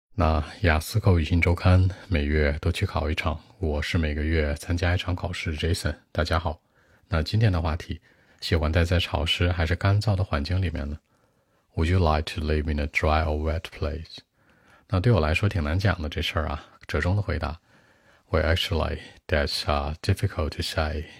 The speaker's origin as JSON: {"language": "Chinese", "region": "northern China", "country": "China", "tie": "born or raised there", "said": "I grew up in northern part of my country。我是北方长大的"}